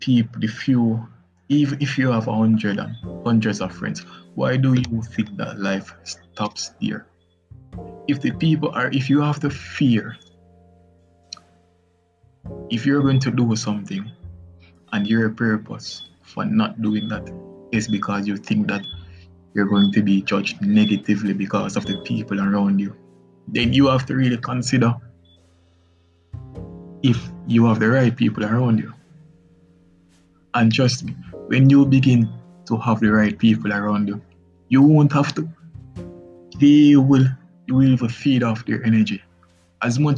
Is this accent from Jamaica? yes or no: yes; Jamaica; as a Jamaican boy